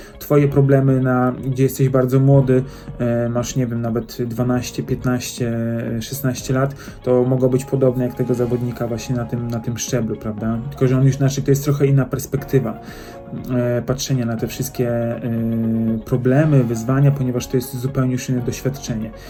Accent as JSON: {"language": "Polish", "country": "Poland", "said": "jesteśmy Poland"}